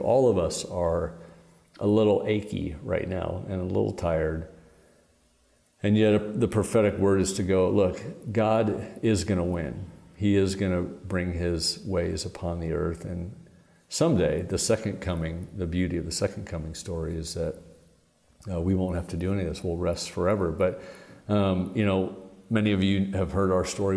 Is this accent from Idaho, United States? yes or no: no; Portland, Oregon, United States; moved away; I'm from Portland, Oregon